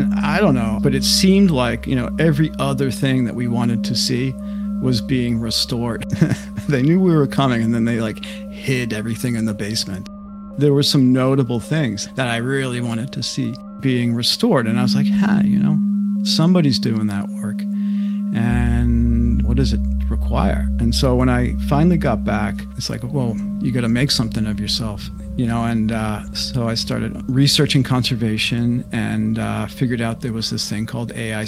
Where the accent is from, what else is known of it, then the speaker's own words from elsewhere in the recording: Westborough, Massachusetts, United States; also born or lived in Worcester, Massachusetts; I was born in Worcester, Massachusetts, the oldest of five kids, and my family moved to a small town called Westboro, Massachusetts